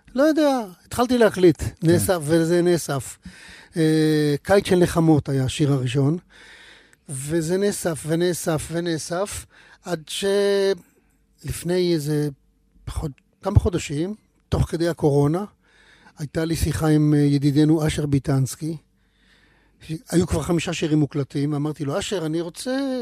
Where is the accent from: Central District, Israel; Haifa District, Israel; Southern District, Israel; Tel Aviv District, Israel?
Haifa District, Israel; between Mishmarot and Pardes Hanna; למקומות האלה שבין משמרות לפרדס חנה, איפה שגדלתי